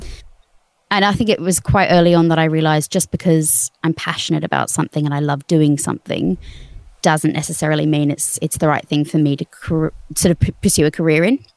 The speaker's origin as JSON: {"language": "English", "country": "Australia", "moved": "as an adult", "lives_now": "United Kingdom", "said": "I'm Australian"}